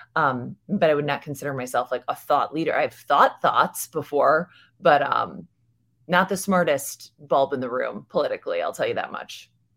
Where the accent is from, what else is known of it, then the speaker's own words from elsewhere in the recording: United States; I'm American. I was raised in America